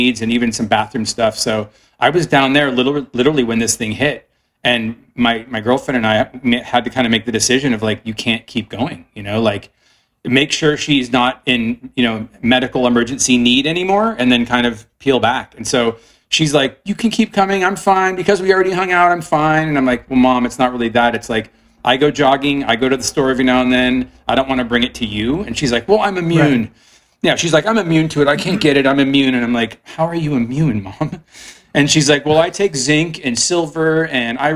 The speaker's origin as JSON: {"language": "English", "town": "Mountain View", "region": "California", "country": "United States", "tie": "born or raised there", "said": "I was born and raised in Mountain View. I went to Los Altos High"}